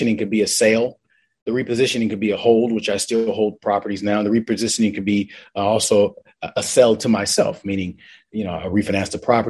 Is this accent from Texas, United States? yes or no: no; Los Angeles, California, United States; Born and raised in Los Angeles, grew up in South Los Angeles